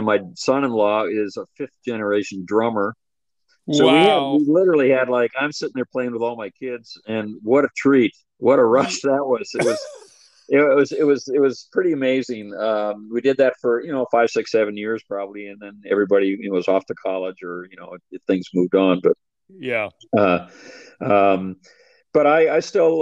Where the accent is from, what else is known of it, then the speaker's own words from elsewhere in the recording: Minnesota, United States; I was born in Minnesota, raised there